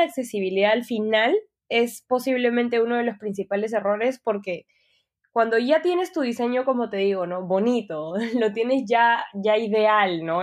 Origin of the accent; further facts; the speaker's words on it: Peru; soy peruana